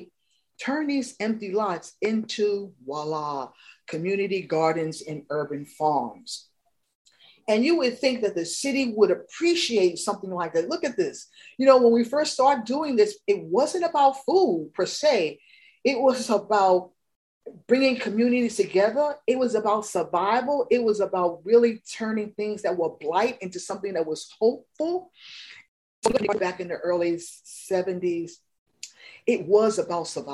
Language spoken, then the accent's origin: English; New York City, New York, United States; I grew up in New York City, concrete jungle